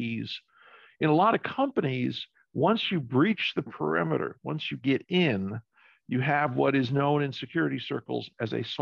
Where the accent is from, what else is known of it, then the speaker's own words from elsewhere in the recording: New York City, New York, United States; I grew up in New York City.